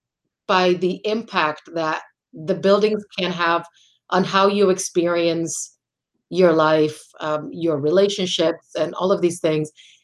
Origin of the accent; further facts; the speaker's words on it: Puerto Rico; moved away as an adult; also born or lived in Washington, D.C.; I'm originally from Puerto Rico. I'm born and raised there.